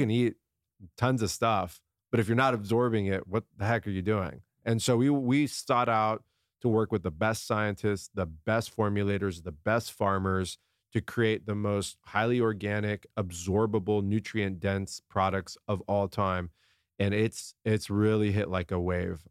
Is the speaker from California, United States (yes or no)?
yes; San Diego, California, United States; I grew up in La Jolla, down in San Diego.